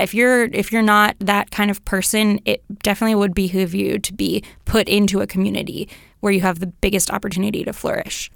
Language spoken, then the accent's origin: English; Mill Valley, California, United States; I grew up in Mill Valley